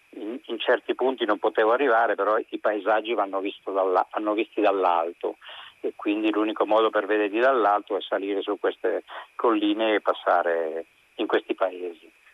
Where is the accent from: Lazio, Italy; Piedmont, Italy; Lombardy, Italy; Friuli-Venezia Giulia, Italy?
Lazio, Italy; Rome; io sono romano oltretutto, quindi conosco un po' mm. com'era quell'epoca perché io sono nato subito dopo la guerra nel 1948 e quindi eh, a casa mia si parlava di quello sostanzialmente